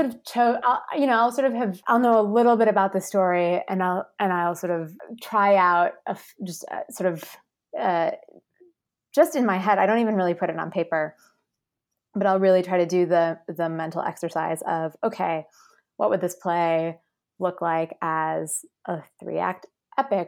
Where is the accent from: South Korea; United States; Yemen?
United States; Midwest; I'm from the Midwest